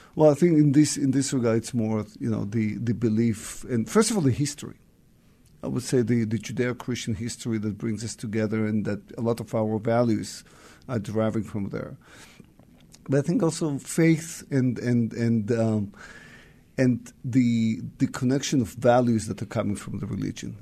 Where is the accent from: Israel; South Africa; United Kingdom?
Israel; Central District; moved away as an adult; also born or lived in Soviet Union / Tel Aviv / Jerusalem; now in Seattle, United States; I was born in the Soviet Union and moved to Israel in the seventies